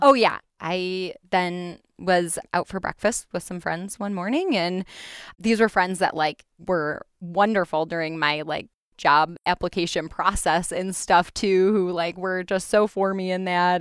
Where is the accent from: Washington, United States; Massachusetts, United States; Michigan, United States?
Michigan, United States; Grand Rapids; I am from Grand Rapids, grew up here, and stayed on the wonderful west side of Michigan